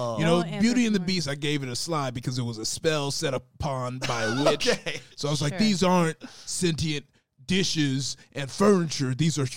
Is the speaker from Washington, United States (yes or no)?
yes; Spokane, Washington, United States; Where I'm from originally, that's pretty simple. I'm from Spokane, Washington.